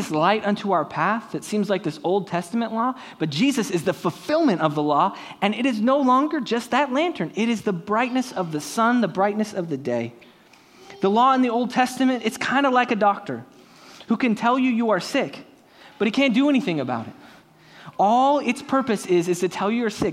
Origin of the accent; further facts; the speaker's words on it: San Diego, California, United States; my hometown Padres